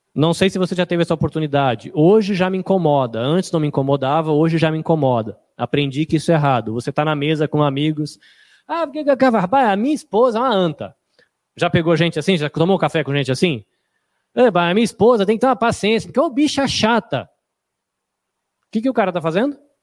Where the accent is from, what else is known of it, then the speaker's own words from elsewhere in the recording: Brazil; a gente é brasileiro